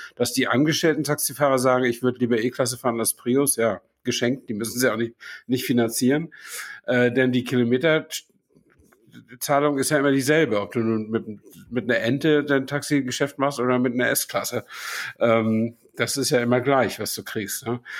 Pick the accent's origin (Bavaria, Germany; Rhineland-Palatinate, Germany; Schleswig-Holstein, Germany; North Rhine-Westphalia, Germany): Schleswig-Holstein, Germany; Flensburg; in meiner Kindheit in Flensburg